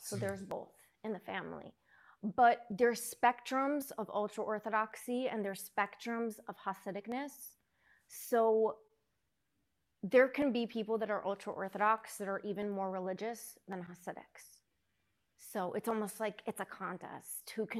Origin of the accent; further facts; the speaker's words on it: Lakewood, New Jersey, United States; also born or lived in Los Angeles / Brooklyn; So I was 3, and then we moved to Brooklyn. Lived there till I was 9, and then we moved to New Jersey. To Lakewood, New Jersey.